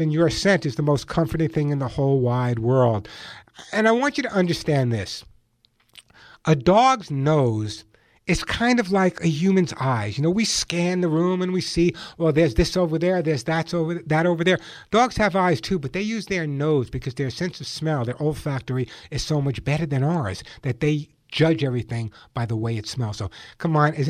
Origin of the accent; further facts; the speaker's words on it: Long Island, New York, United States; now in Santa Monica, United States; I grew up on Long Island, so I know what cold weather is all about